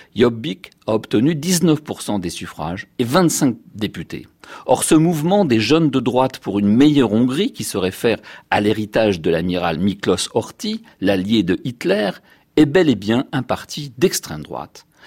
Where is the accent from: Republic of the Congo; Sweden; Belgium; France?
France; chez nous en France